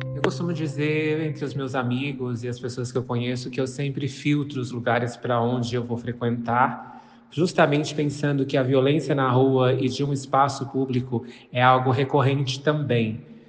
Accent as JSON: {"language": "Portuguese", "region": "interior of São Paulo state", "country": "Brazil", "said": "Eu sou do interior do estado de São Paulo"}